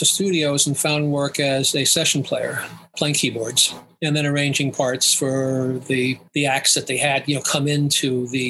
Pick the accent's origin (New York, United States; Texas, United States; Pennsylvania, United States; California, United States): New York, United States; Long Island; I grew up in New York, on Long Island.